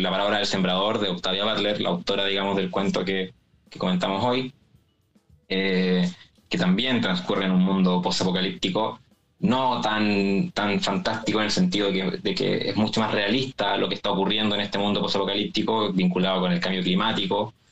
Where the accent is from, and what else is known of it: Chile; accent: Chilean